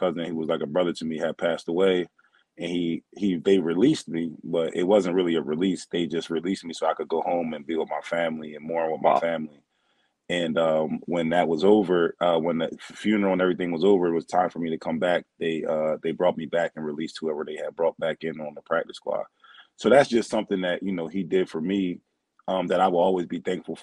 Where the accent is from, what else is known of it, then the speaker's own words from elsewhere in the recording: Philadelphia, Pennsylvania, United States; also born or lived in New Jersey; I grew up, and I'm from New Jersey, but I grew up in the Philadelphia area